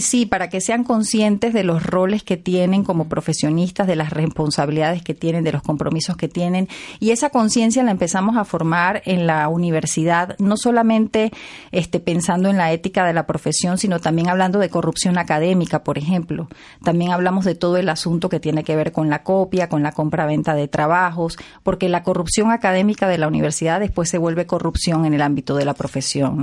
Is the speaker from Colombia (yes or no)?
no; Venezuela; Yo soy venezolana